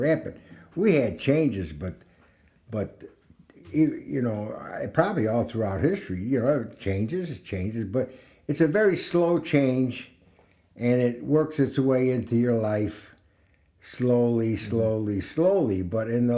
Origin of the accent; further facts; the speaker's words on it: Chicago, Illinois, United States; I grew up in Chicago